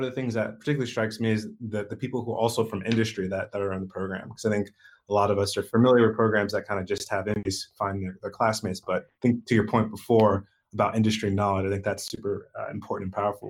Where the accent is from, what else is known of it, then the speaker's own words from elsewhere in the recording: Tampa, Florida, United States; moved away; That's my hometown.